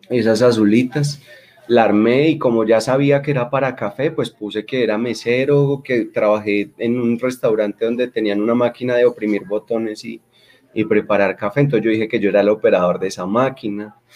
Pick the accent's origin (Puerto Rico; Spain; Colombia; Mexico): Colombia; Bogota; Eh, soy bogotano, soy bogotano, tengo dos hermanos, soy el de la mitad, mis padres son de orígenes boyacenses